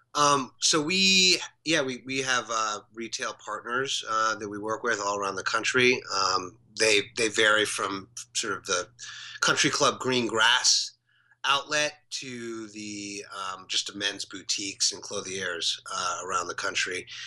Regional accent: New York City, New York, United States; we grew up together in New York City.

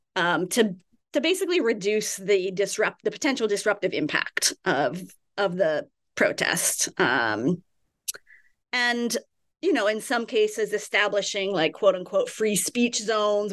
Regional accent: California, United States; I grew up in California.

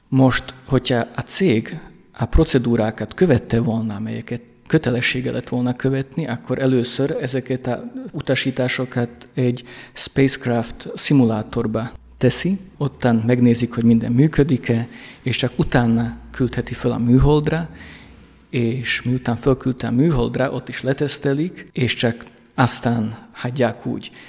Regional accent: Rožňava, Košice Region, Slovakia; Én Rozsnyóról vagyok, Szlovákiából, ami egy bányaváros volt.

